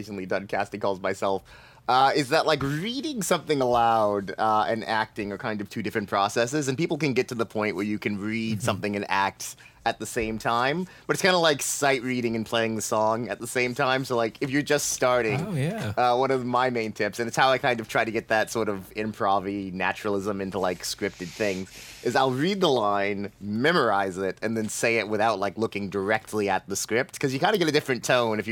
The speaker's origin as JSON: {"language": "English", "region": "Florida", "country": "United States", "said": "I'm from Florida"}